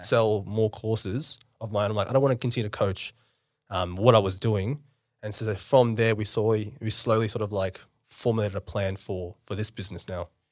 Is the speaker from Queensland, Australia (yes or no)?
no; Campbelltown, New South Wales, Australia; born or raised there; also born or lived in India / South Auckland, New Zealand